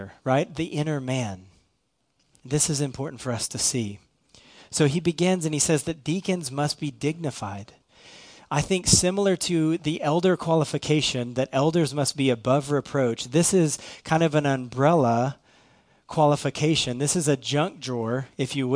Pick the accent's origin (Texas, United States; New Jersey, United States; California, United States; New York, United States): Texas, United States; Irving; I'm from Irving.